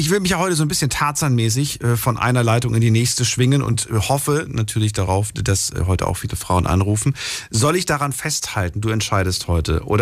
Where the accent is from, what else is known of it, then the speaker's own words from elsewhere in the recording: Wiesbaden, Hesse, Germany; Ich, ich komme aus Wiesbaden.